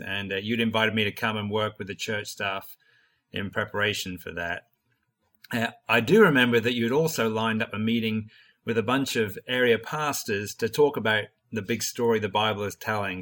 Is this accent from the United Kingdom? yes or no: yes; Norwich, East of England, United Kingdom; moved away as an adult; also born or lived in United States; I grew up in Norwich in England